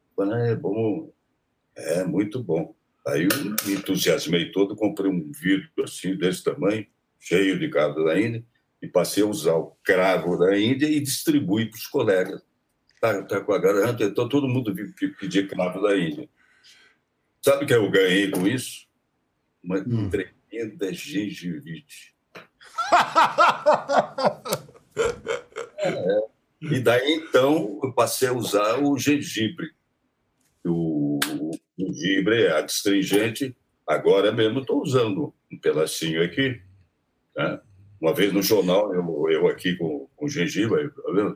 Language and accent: Portuguese; Taubaté, São Paulo, Brazil; Taubaté, né? Onde eu nasci, eh, na estação de Taubaté, na, na, no clube onde eu jogava tênis